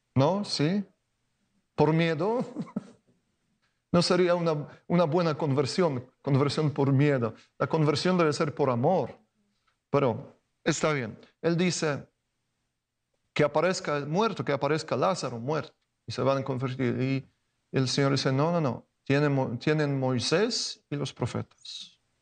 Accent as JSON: {"language": "Spanish", "country": "Poland", "second_language": "Spanish", "moved": "as an adult", "said": "en Polonia, de donde vengo"}